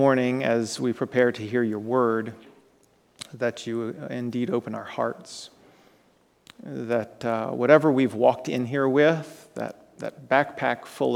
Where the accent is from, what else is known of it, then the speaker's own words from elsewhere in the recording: Florida, United States; moved away as an adult; also born or lived in Kentucky; I grew up there, spent 17 years in Florida, right? But then I really spent years in the state of Kentucky